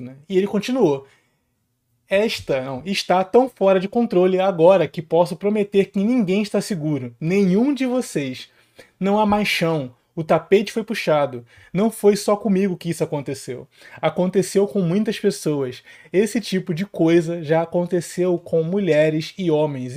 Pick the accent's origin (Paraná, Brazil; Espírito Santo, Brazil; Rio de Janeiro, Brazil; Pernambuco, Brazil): Rio de Janeiro, Brazil; eu sou aqui do Rio de Janeiro, né? Favela para todos os lados, criado e nascido